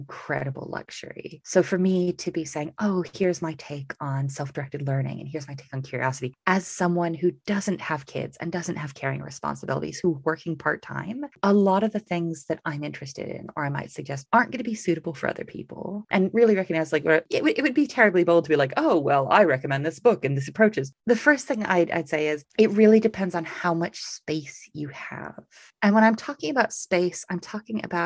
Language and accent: English; United States; moved away as an adult; now in United Kingdom; I'm American, but live in the UK